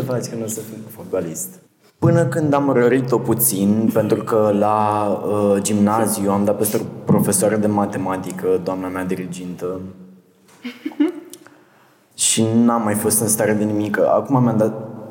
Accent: Botoșani, Botoșani County, Romania; Am intrat în una din trupele de teatru din Botoșani

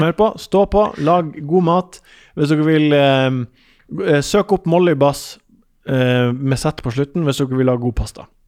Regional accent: Ørnes, Nordland, Norway; moved away; Ørnes er der jeg er fra

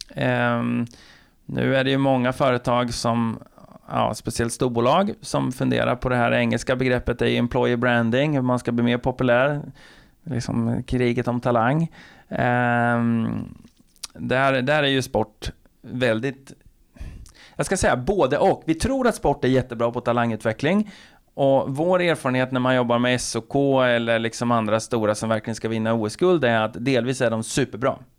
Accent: Linköping, Östergötland, Sweden; jag är ju från Linköping

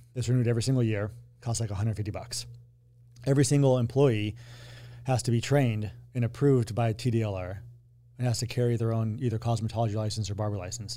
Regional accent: Colorado, United States; I grew up in Colorado

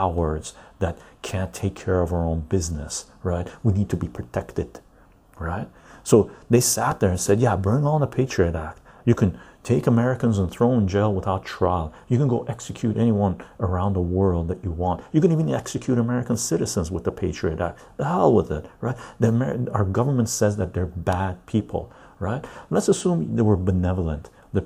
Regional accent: Canada; I'm a Canadian tea drinker.

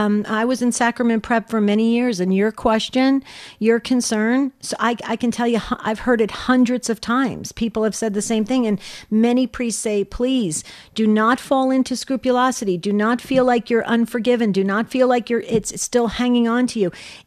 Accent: New Jersey, United States; I grew up in New Jersey.

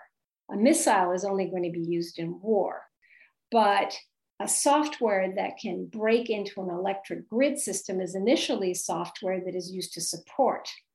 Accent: United States; now in Paris, France; as an American living abroad

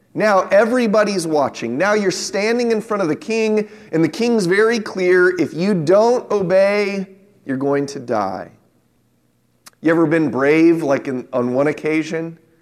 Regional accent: San Diego, California, United States; when I was a young man growing up in San Diego

